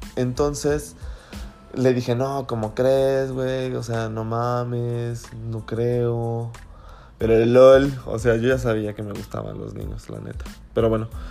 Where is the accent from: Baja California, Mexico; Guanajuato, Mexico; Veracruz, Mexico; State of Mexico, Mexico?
Guanajuato, Mexico; Celaya; also born or lived in León, Guanajuato / San Miguel de Allende, Guanajuato / Huichapan, Hidalgo; nos venimos aquí a Celaya